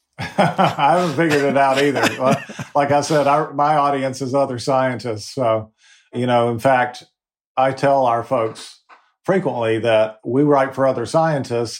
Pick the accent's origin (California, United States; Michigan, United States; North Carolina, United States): North Carolina, United States; Fayetteville; My mom ran the community theater in my hometown of Fayetteville, North Carolina.